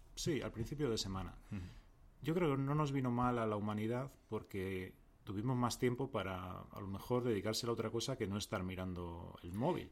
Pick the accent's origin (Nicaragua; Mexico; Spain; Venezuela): Spain; Madrid, Community of Madrid; accent: Madrid accent